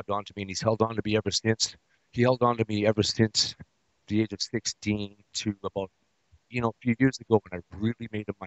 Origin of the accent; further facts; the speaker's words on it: British Columbia, Canada; I was born in Canada, in British Columbia, in 1973